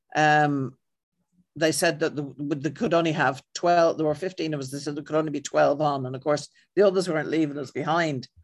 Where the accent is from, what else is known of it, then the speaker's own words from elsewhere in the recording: Ireland; I'm white and I'm Irish